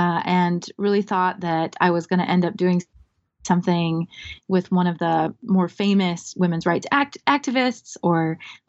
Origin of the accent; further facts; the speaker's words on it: South Dakota, United States; moved away as an adult; also born or lived in Iowa; So I'm originally from South Dakota. I grew up in South Dakota and went to my undergraduate institution, North Dakota State University. And then I went to Iowa State University. So I like to say I'm a product of the Midwest.